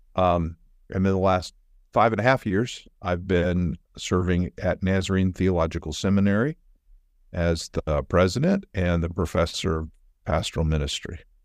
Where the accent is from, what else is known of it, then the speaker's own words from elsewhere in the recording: Oregon, United States; moved away as an adult; also born or lived in Chicago; now in Kansas City, United States; I grew up actually in Oregon